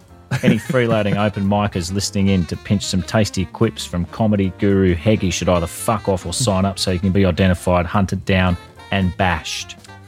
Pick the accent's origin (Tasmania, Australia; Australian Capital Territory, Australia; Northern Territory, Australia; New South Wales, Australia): New South Wales, Australia; Sydney; Sydney, Australia. Wow. My hometown, yes.